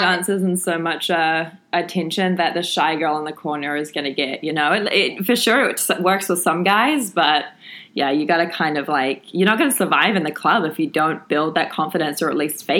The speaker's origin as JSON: {"language": "English", "country": "New Zealand", "said": "I'm from New Zealand, so we do not tip at all."}